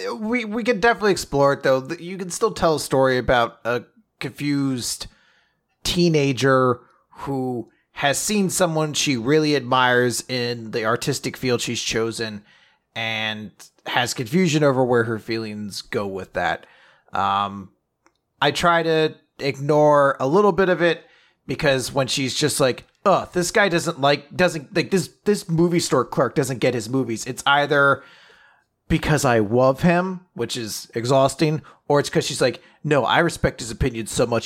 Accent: United States; as an American

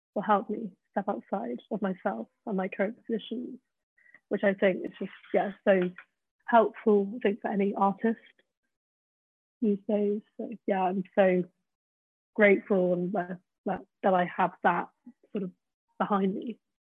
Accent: Peak District, East Midlands, United Kingdom; now in London, United Kingdom; growing up in the Peak District, I hated it

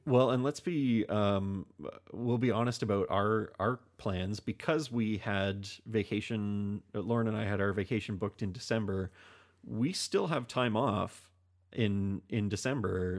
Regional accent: Canada; we are a Canadian podcast. Um, we are Canadians

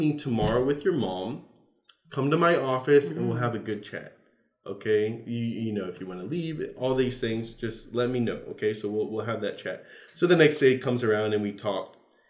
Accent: Southern United States, United States; You know, trying to be very polite. I'm from the South, right?

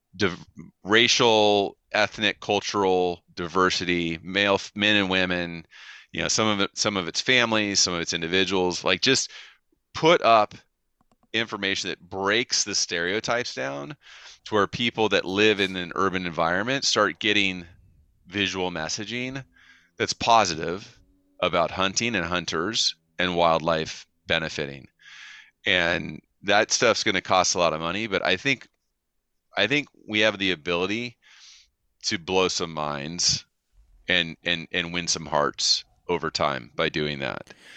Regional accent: California, United States; as a Californian

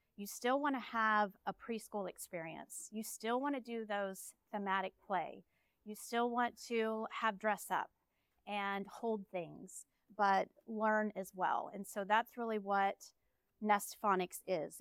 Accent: Dallas, Texas, United States; We're from Dallas

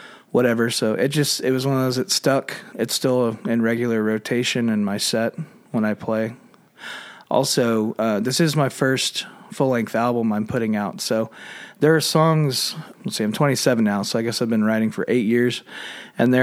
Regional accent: Dallas, Texas, United States; I grew up in East Dallas when it was still the East Dallas I remember.

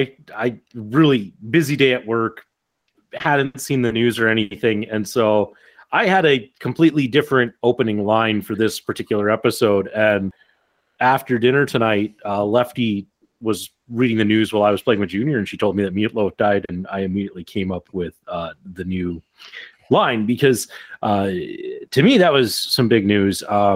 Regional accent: Black Hills, South Dakota, United States; growing up in the Black Hills

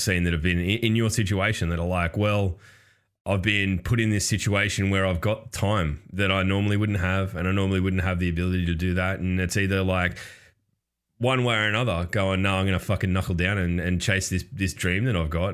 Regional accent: Australia; I'm Australian

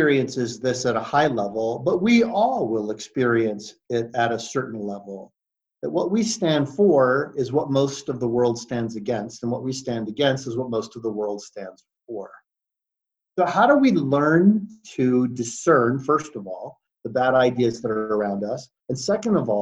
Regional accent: Great Bend, Kansas, United States; also born or lived in Detroit, Michigan; we moved from Detroit, Michigan to Great Bend, Kansas

